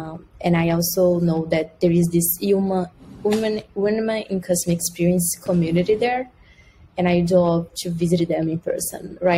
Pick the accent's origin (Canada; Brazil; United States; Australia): Brazil; so since I am from Brazil, I really like beach and this like summer weather.